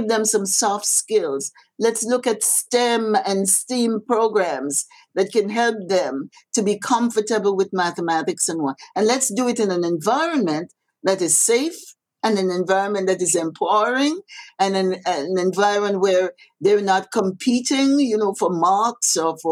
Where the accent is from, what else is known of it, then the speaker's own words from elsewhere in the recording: Grenada; now in Canada; when I was growing up in Happy Hill